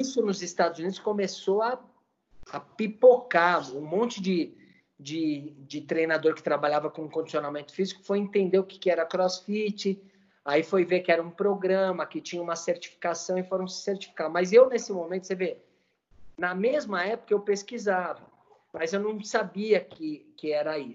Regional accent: Brazil; como cidadão, como brasileiro

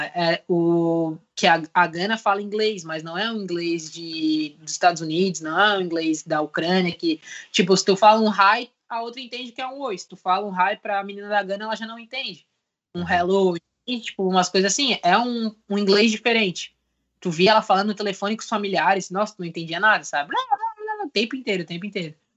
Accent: Brazil; moved away as an adult; now in Portugal

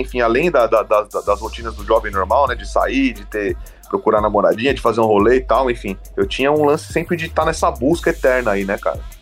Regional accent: São Bernardo do Campo, São Paulo, Brazil; eu morei em São Bernardo a minha vida toda, né? É, só que eu sou nascido em São Paulo, então, assim, é, eu morei em São Bernardo desde a minha, de, de criança até a fase adulta

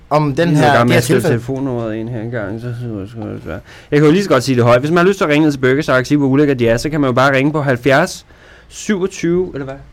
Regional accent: Jutland, Denmark; er vi jyder kan lide

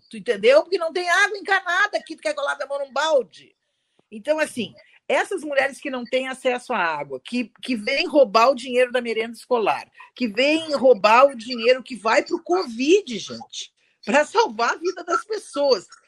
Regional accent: Rio Grande do Sul, Brazil; accent: gaúcho; Eu já saí daqui do Rio Grande do Sul, todo mundo já sabe que eu sou gaúcha pelo meu sotaque

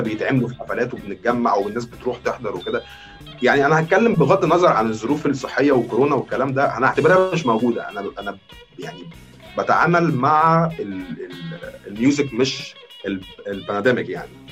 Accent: Egypt; عندنا في مصر

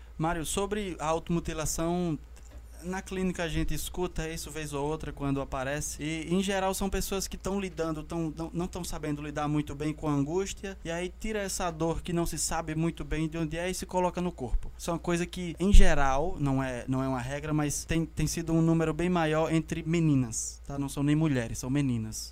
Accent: Brazil; enquanto brasileiros

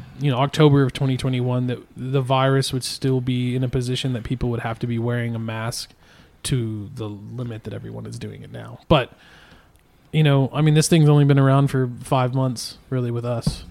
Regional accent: Texas, United States; we're Texan

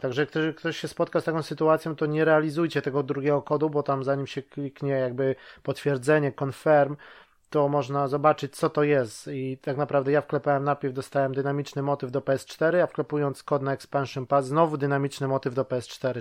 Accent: Łódź, Łódź Voivodeship, Poland; now in United Kingdom; tutaj teraz mieszkam w Wielkiej Brytanii, ale ogólnie jestem z Łodzi

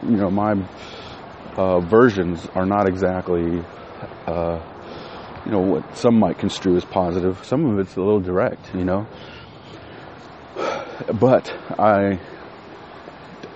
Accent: West Texas, United States; moved away; I'm from West Texas.

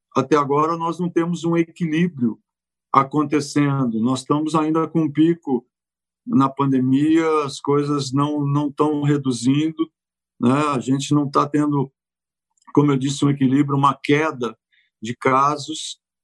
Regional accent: São Paulo, Brazil; moved away as an adult; also born or lived in Quintana / Santo André / Italy; Eu vivi em Quintana até seis anos, depois meu pai resolveu mudar para São Paulo e eu fui morar na Zona Leste. E aí começa um pouco da minha vida paulistana

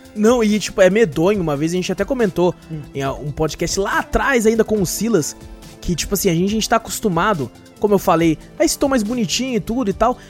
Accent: São José dos Campos, São Paulo, Brazil; A gente é de São José dos Campos

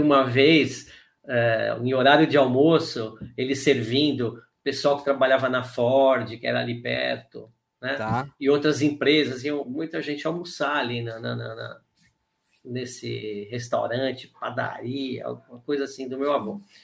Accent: São Paulo, Brazil; also born or lived in Ipiranga / Taboão da Serra / Vila Sônia; eu morei em Santo Amaro, que foi onde eu nasci

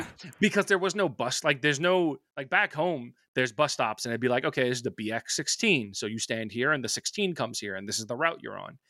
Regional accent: New York, United States; I'm from New York

